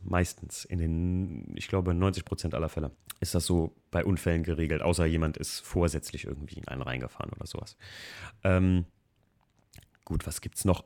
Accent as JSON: {"language": "German", "country": "Germany", "said": "hier bei uns in Deutschland"}